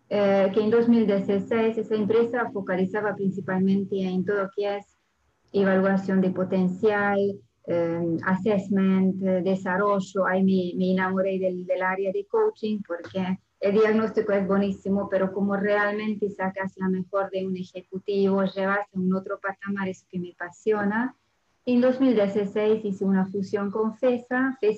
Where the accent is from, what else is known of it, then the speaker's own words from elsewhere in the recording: Hungary; Spanish is a second language; now in France; Yo soy húngara y francesa, o sea, originalmente abogada, pero después la vida me llevó a vivir en Francia